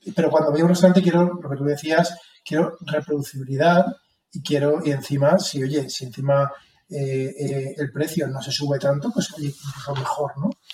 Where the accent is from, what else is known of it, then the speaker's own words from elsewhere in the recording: Alicante, Valencian Community, Spain; como alicantino